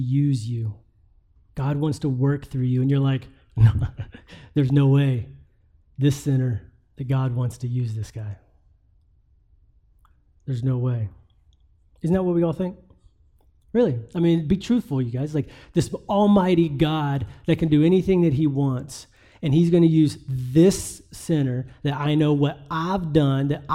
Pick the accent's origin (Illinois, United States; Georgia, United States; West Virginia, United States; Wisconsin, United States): West Virginia, United States; I'm from West Virginia